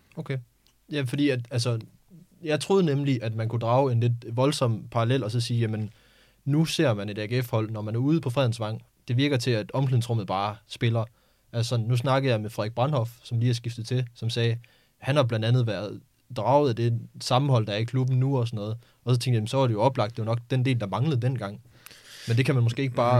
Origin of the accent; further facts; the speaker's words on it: Skive, Central Denmark Region, Denmark; kommer jeg selv fra Skive